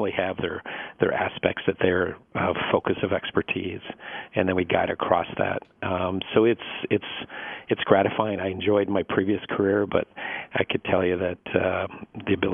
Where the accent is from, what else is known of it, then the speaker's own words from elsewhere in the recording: Canada; moved away; also born or lived in Detroit, Michigan / New York; I come from Canada originally.